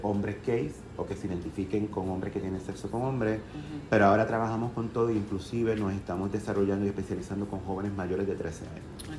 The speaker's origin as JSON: {"language": "Spanish", "town": "Fajardo", "country": "Puerto Rico", "tie": "born or raised there", "said": "yo nací y crecí en Fajardo"}